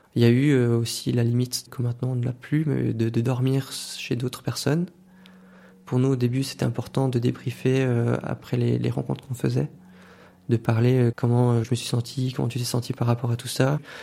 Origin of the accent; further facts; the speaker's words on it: Valais, Switzerland; J'ai grandi dans le Chablais valaisan